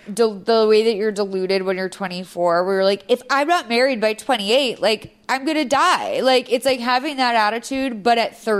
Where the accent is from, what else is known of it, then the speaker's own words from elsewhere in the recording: Lexington, Massachusetts, United States; moved away; I'm from Lexington, Massachusetts, home of the famous Midnight Ride of Paul Revere.